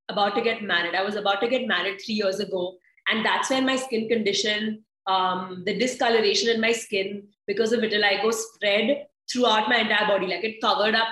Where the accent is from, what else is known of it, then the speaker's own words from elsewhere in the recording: India; I am Indian